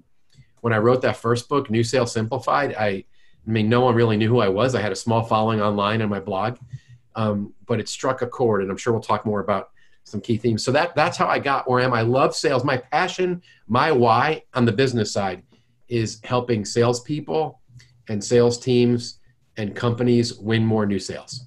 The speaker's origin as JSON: {"language": "English", "region": "New York", "country": "United States", "lives_now": "St. Louis, United States", "said": "I'm from New York and I've lost most of my jerk and most of my accent."}